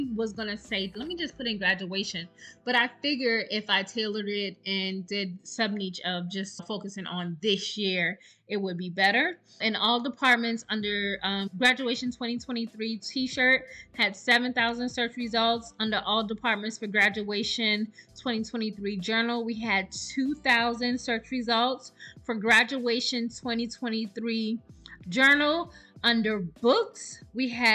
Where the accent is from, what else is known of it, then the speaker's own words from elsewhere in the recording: South Carolina, United States; now in Texas, United States; I'm from South Carolina